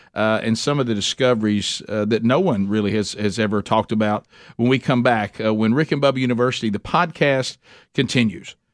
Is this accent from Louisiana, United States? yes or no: no; Alabama, United States; being born and raised in Alabama